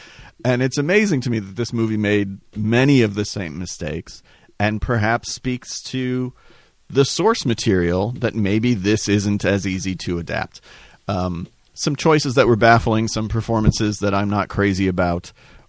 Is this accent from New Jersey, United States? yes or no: yes; New Jersey, United States; Growing up in Jersey, I got kicked around a lot.